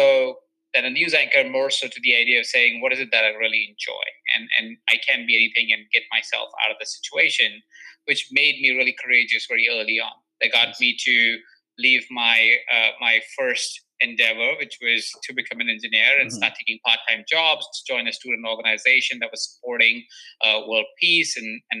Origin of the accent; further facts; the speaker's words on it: Jaipur, Rajasthan, India; now in Los Angeles, United States; So I was born in Jaipur. It's a small town in India that is in the state of Rajasthan.